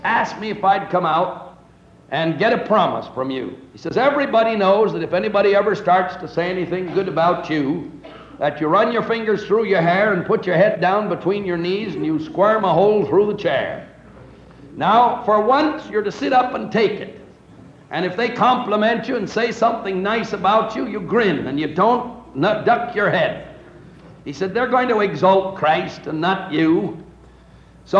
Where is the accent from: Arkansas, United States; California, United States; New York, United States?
California, United States; just south of San Francisco; I was brought up in California, just south of San Francisco